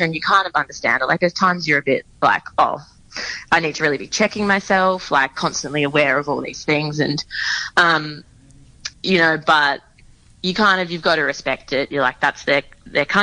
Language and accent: English; Australia; I'm from Australia. I'm used to wearing shorts and a T-shirt out in summer